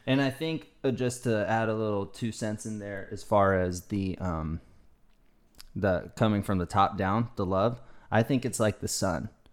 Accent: the South, United States; also born or lived in California; I grew up in the South

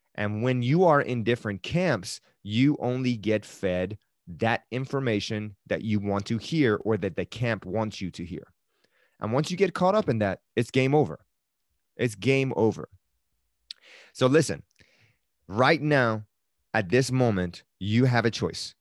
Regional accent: Tehran, Tehran Province, Iran; moved away; I am originally from Iran and I was born in Tehran.

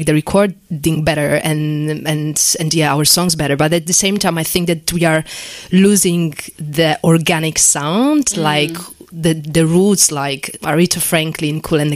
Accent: Poland; English is a second language; moved away as an adult; now in London, United Kingdom; my parents kind of enroll me on a course in music school back in Poland because I'm originally from Poland

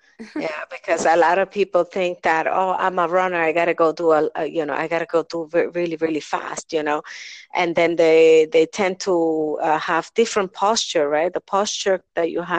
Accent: New York, United States; I grew up in New York

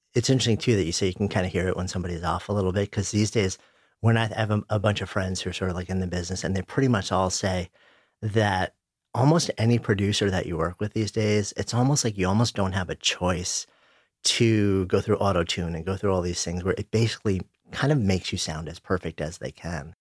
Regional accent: New York, United States; I'm a New Yorker, I grew up just outside of New York, I've been in the city for thirty years

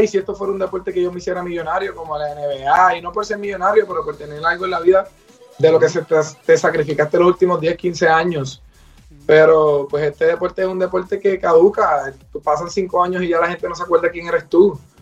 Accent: Puerto Rico; soy del pueblo del Bonito, eh, soy el capitán del equipo nacional de Puerto Rico

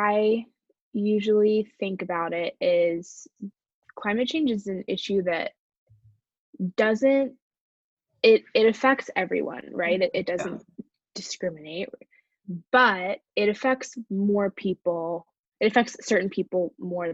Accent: Bay Area, California, United States; I'm from the Bay Area in California

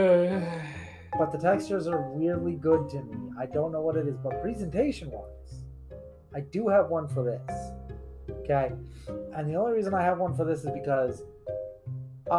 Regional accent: United States; I am an American

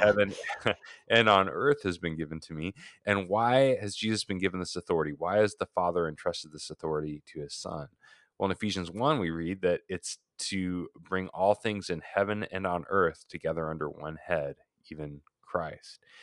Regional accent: Oregon, United States; moved away as an adult; also born or lived in Portland, Oregon; now in Phoenix, United States; fifteen of those years in my home state of Oregon

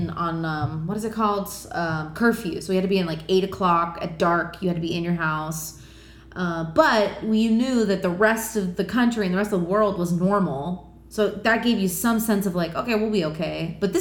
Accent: Miami, Florida, United States; we're both from Miami

